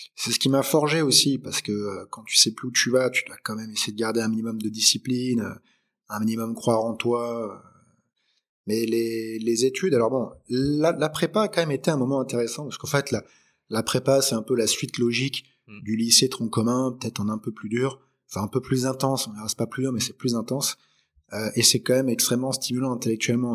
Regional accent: Aix-en-Provence, Provence-Alpes-Côte d'Azur, France; also born or lived in Lyon / Paris; Je suis arrivé en fait à Aix-en-Provence parce que mon père a développé une entreprise en fait euh, ici

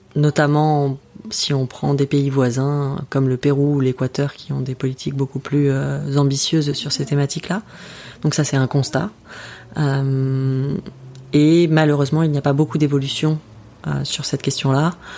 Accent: France; en tant que Français

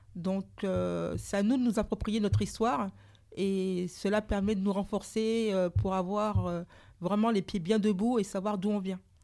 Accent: Martinique; also born or lived in Saint-Pierre, Martinique; je suis martiniquaise

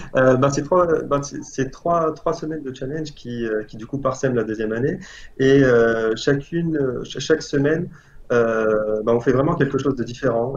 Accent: Algeria; moved away as an adult; also born or lived in Paris, France / Lille, France; now in France; je viens d'Algérie. J'ai fait mon lycée là-bas et après le bac, je suis allé en France pour compléter mes études

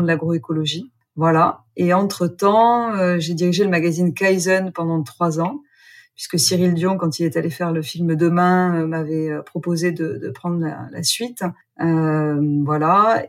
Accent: Gers, Occitania, France; moved away; also born or lived in Australia; Je suis née dans le Gers, j'ai fait une école de commerce, j'ai longtemps vécu en Australie

